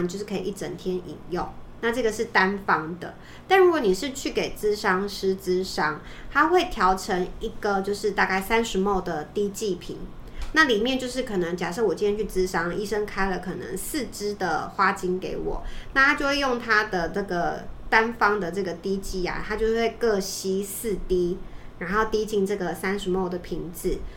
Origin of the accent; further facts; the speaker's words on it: Taiwan; 我们台湾人